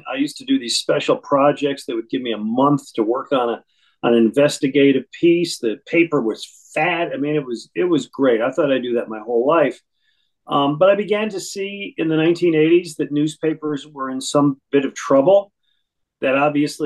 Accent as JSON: {"language": "English", "town": "Buffalo", "region": "New York", "country": "United States", "tie": "born or raised there", "also_born_or_lived": "Boston / Fort Lauderdale, Florida / Detroit", "moved": "as an adult", "lives_now": "Philadelphia, United States", "said": "I was born in New York City, raised in Buffalo, New York"}